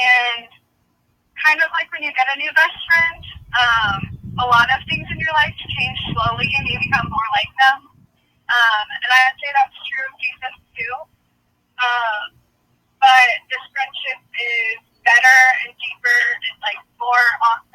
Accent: Columbus, Ohio, United States; I am from Columbus, Ohio

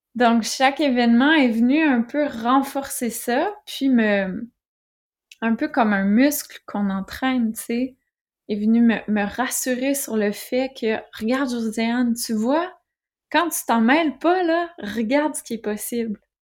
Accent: Quebec, Canada; accent: Québécois; moved away as an adult; now in France; vous l'entendez peut-être à mon accent. Je suis québécoise

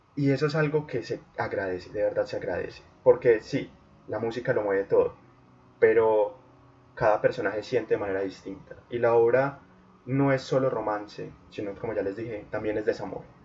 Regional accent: Colombia; en Colombia, en mi país

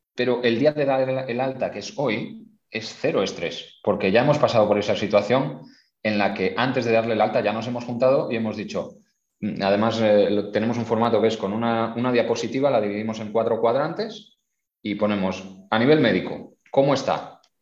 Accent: Spain; moved away as an adult; now in Qatar; como español

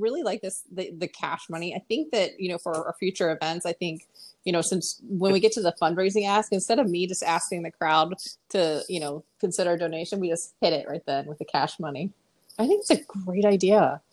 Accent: Pennsylvania, United States; moved away; also born or lived in Texas; I grew up in Pennsylvania

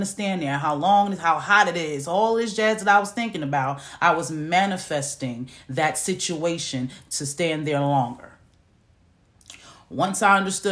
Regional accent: New York City, New York, United States; moved away as an adult; now in Macon, Georgia, United States; I'm from New York, okay? I'm from New York City.

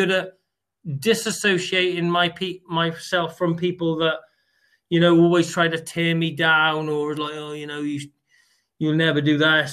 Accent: United Kingdom; even us as British people, what we've been born into is absolutely unbelievable.

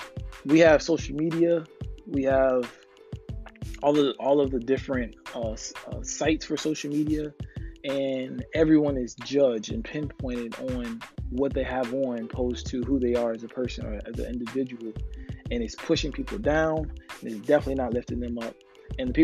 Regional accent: Florida, United States; I'm from Florida, actively living in South Florida right now

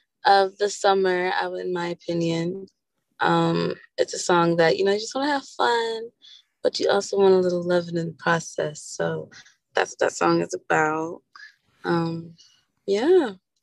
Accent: Georgetown, Demerara-Mahaica, Guyana; moved away; also born or lived in Los Angeles, United States; I'm originally from Georgetown. I'm originally from Georgetown, Guyana, and, you know, Southside, Los Angeles.

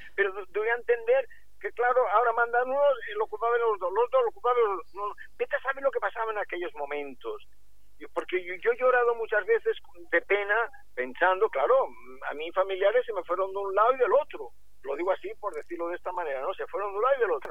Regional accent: Girona, Catalonia, Spain; aquí en mi tierra, en Gerona

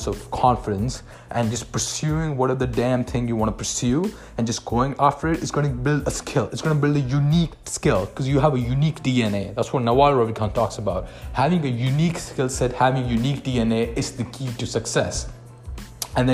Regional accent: India; moved away as an adult; now in Canada; I am from India. I moved to Canada with pretty much no money.

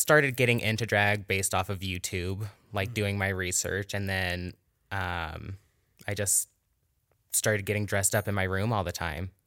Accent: Virginia City, Nevada, United States; also born or lived in Carson City, Nevada; now in Reno, United States; Originally, I grew up in Virginia City

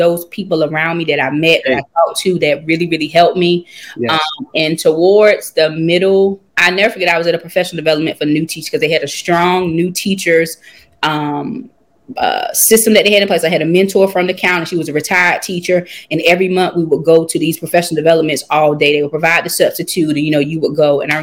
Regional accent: Conway, North Carolina, United States; It's a small town called Conway, North Carolina. It has about 767 people, literally one stoplight

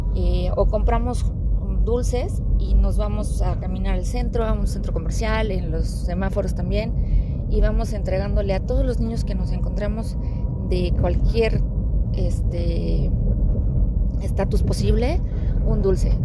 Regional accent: Mexico City, Mexico; now in Aguascalientes, Mexico; ya que vivimos en Aguascalientes, pero crecimos en Ciudad de México

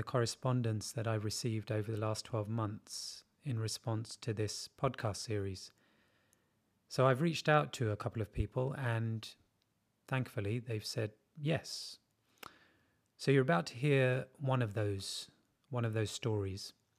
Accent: India; moved away as an adult; I'm originally from India and spent all of my life there before this big move. I'm 27 going on 28 and recently single.

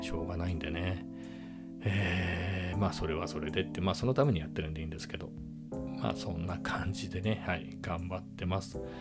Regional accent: Japan; first language Japanese; 日本語の日本語の日本人の僕

